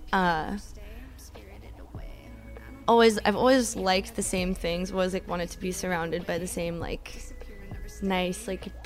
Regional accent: Daytona Beach, Florida, United States; I grew up in Florida in like a kind of shitty town

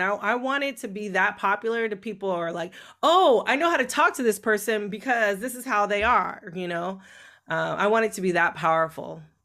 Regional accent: California, United States; growing up um, in California

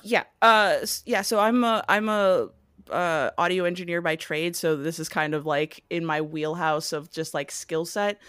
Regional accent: Hawaii, United States; moved away as an adult; now in Los Angeles, United States; I was born and raised in, uh, Hawaii

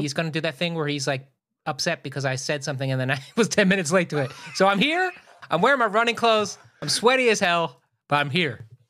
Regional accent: Philadelphia, Pennsylvania, United States; born or raised there

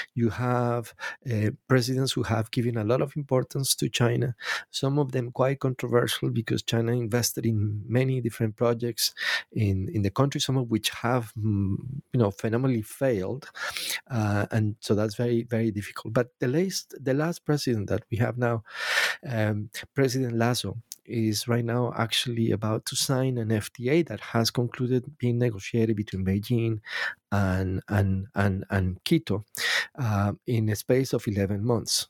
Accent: Colombia; I'm Latin American, by the way, I'm from Colombia

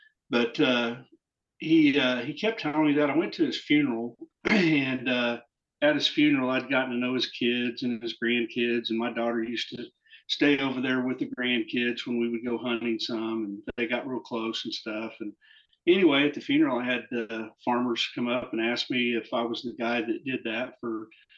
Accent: Oklahoma, United States; And I was born and raised in Oklahoma and grew up hunting.

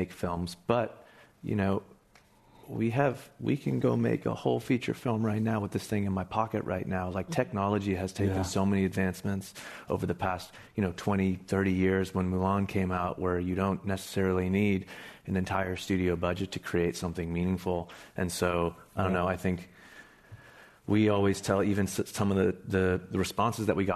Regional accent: San Francisco, California, United States; moved away; I was born here in San Francisco and I never thought I would leave. But I did.

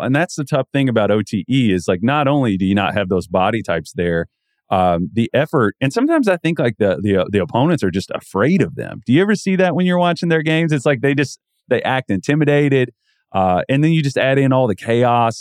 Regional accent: the South, United States; growing up in the South

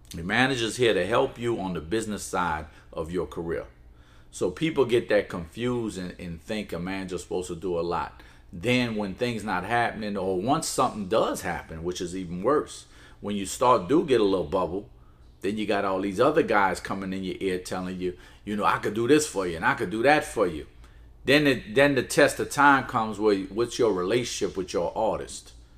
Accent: New Orleans, Louisiana, United States; also born or lived in Palestine; raised in New Orleans. So I've been in New Orleans all my life

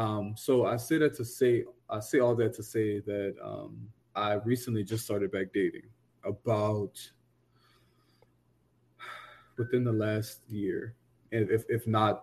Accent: the South, United States; You know, he was very aggressive, and you know me, I'm from the South. You know, I'm not overly aggressive.

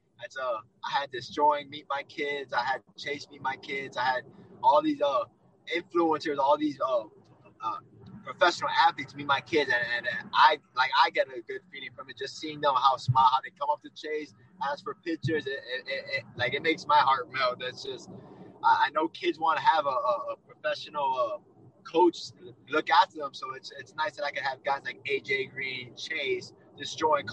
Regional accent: Miami, Florida, United States; I'm from Miami. I'm 5 minutes away from Dolphin Stadium

